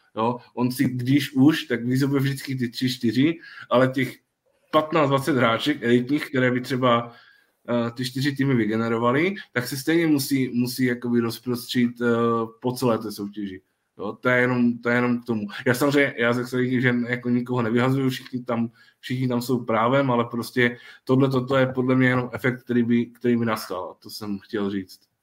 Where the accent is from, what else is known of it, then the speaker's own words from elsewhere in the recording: Ostrava region, Moravian-Silesian Region, Czechia; u nás na Ostravsku